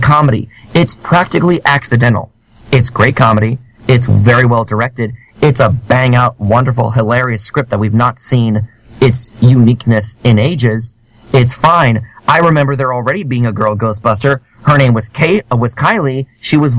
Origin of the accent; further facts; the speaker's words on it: New York City, New York, United States; as a New Yorker